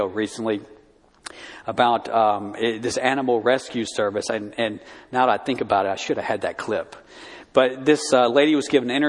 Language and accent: English; Tuscaloosa, Alabama, United States; My hometown in Alabama